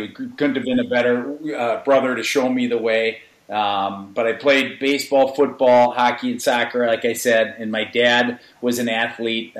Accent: Edina, Minnesota, United States; born or raised there; also born or lived in St. Louis Park, Minnesota

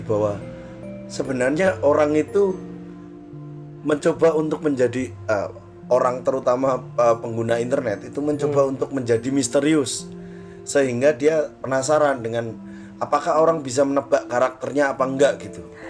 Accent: Medan, North Sumatra, Indonesia

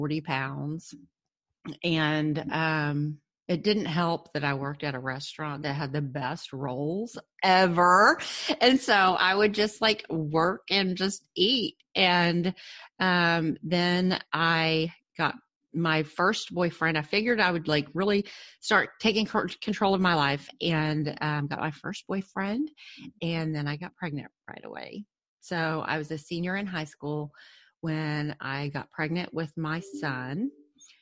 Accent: Cedar Hill, Texas, United States; I grew up in a small suburb of Dallas called Cedar Hill

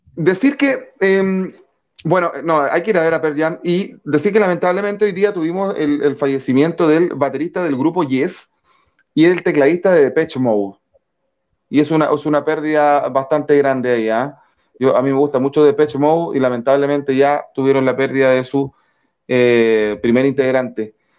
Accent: Chile; como chilenos

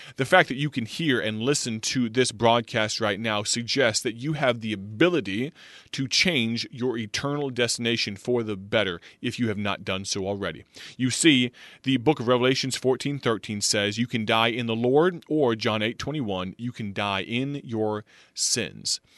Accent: United States; also born or lived in Illinois; America, our home country, my home country

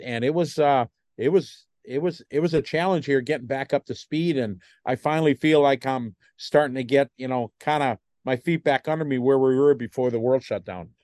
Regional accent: United States; me being an American

